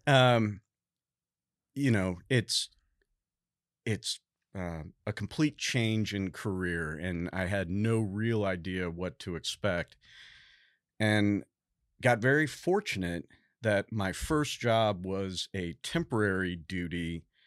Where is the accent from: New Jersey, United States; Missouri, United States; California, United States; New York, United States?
Missouri, United States; St. Louis; moved away as an adult; also born or lived in Boston / Fort Stewart, Georgia / Washington, D.C.; now in Texas, United States; I was born and raised in Saint Louis, Missouri, um, all the way through high school